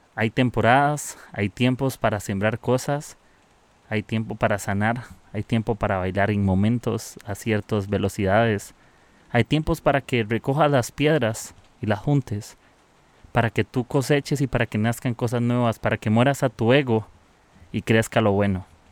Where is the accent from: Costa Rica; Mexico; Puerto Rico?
Costa Rica; soy de Costa Rica.